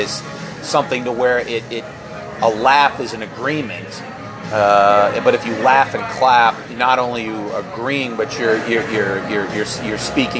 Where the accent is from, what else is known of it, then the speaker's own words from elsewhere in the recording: Pennsylvania, United States; well, I'm from Pennsylvania